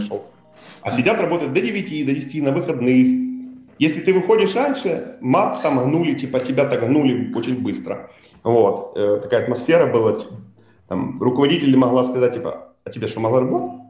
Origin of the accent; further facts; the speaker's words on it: Kherson, Kherson Oblast, Ukraine; мы когда ездили, из Херсона